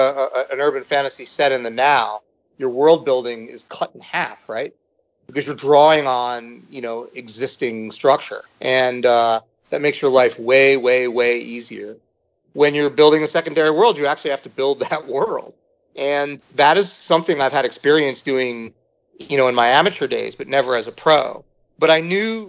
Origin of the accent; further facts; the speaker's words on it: United States; as an American, as a Westerner